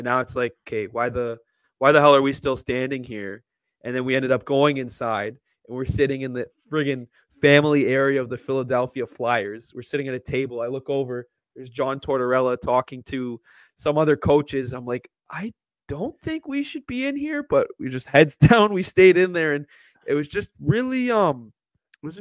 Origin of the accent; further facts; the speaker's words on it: Canada; being Canadian